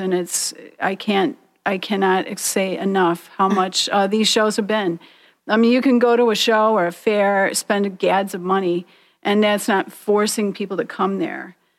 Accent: Detroit, Michigan, United States; here in Detroit, um, my hometown

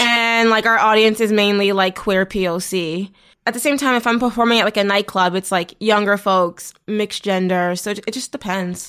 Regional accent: Toronto, Ontario, Canada; I'm from Toronto

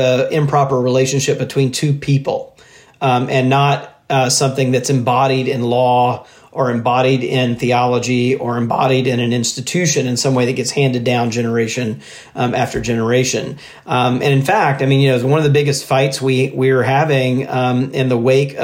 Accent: Mississippi, United States; I grew up in Mississippi

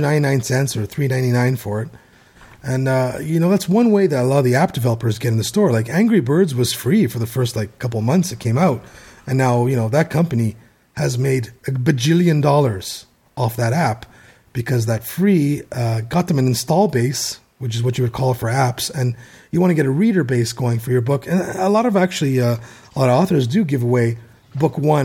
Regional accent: Canada; being Canadian

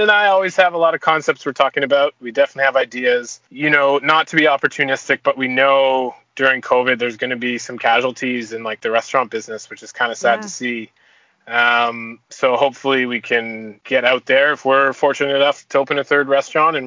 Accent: Toronto, Ontario, Canada; now in Vancouver, Canada; I'm born and raised in Toronto, but I've been in Vancouver for like 20 years.

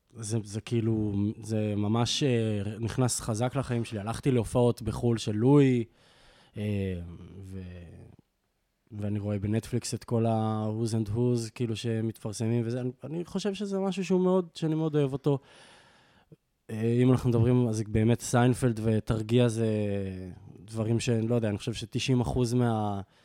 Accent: Jezreel Valley, Northern District, Israel; moved away as an adult; also born or lived in London / Berlin; אנחנו מגיעים מעמק יזרעאל, אנחנו מחוברים העניין הזה של הגליל התחתון

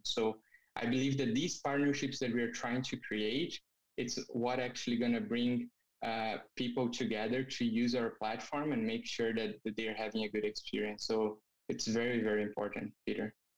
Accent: Brazil; moved away as an adult; now in Canada; I'm originally from Brazil

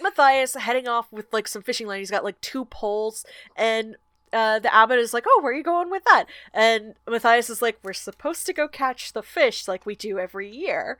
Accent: Georgia, United States; church in my hometown. It is the oldest black church in Georgia

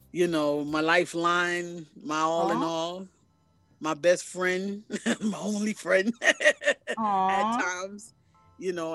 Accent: New York City, New York, United States; I was originally born here in Brooklyn, New York

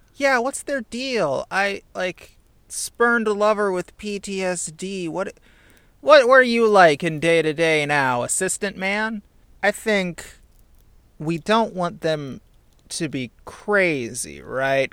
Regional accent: Indiana, United States; I'm from Indiana

